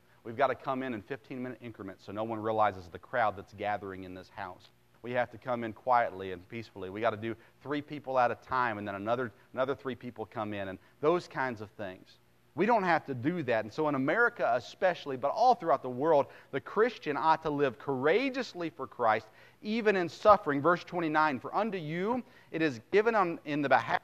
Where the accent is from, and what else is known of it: United States